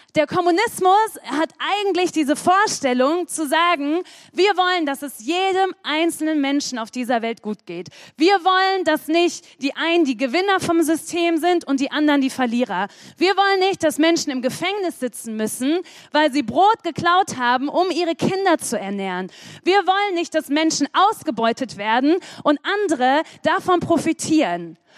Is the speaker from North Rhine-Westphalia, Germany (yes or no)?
yes; Sprockhövel, North Rhine-Westphalia, Germany; Ich komme aus dem bedeutenden Ort Sprockhövel